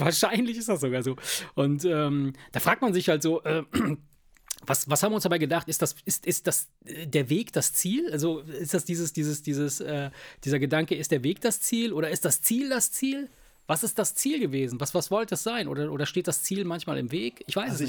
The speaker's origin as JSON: {"language": "German", "region": "Rhineland", "country": "Germany", "said": "Wir, wir kommen ja aus dem Rheinland"}